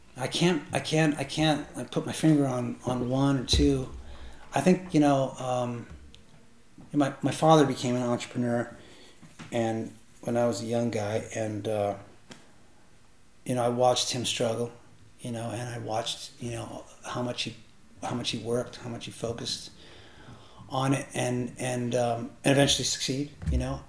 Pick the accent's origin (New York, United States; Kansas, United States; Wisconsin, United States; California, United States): California, United States; Northern; moved away as an adult; also born or lived in Mendocino County, California; now in Canada; I grew up in Northern California